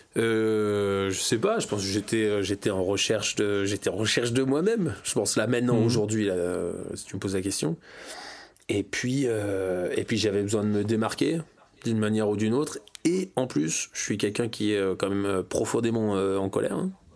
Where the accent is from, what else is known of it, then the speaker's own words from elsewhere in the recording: Serrières, Auvergne-Rhône-Alpes, France; also born or lived in Springfield, Virginia, United States / Washington, United States; chez nous à Serrières